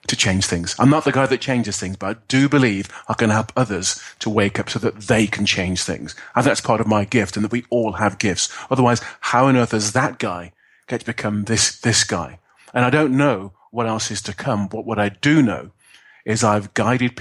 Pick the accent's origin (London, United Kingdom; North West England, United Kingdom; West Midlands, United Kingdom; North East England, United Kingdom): West Midlands, United Kingdom; Birmingham; I'm a guy from inner city in Birmingham